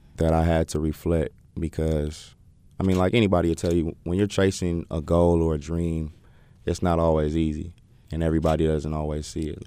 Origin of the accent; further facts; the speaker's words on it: Oakland, California, United States; moved away as an adult; now in North Carolina, United States; born and raised in Oakland.